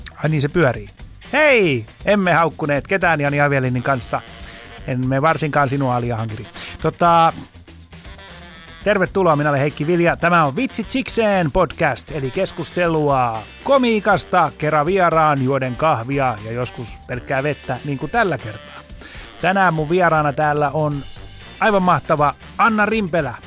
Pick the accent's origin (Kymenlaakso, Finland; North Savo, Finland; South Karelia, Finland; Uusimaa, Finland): Uusimaa, Finland; Helsinki; mä oon Helsingistä kotoisin